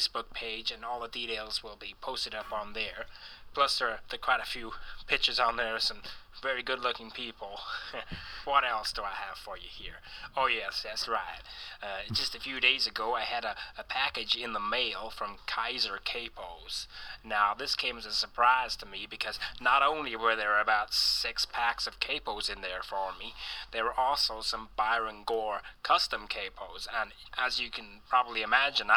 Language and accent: English; United Kingdom; accent: British; moved away; my British accent